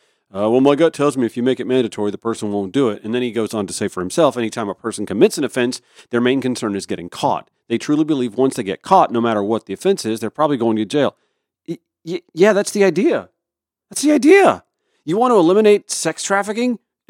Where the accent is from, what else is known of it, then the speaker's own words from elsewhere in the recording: Augusta, Georgia, United States; my hometown of Augusta